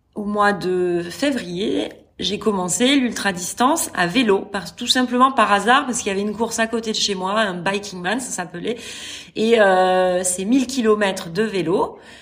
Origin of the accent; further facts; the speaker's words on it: France; moved away as an adult; also born or lived in Qatar; now in Saudi Arabia; Je suis française expatriée en Arabie Saoudite